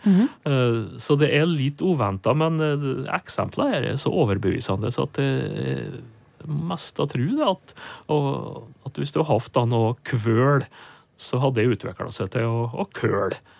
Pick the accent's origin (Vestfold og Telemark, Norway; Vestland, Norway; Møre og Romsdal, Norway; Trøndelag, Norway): Møre og Romsdal, Norway; Nordmøre; moved away; hjemme på Nordmør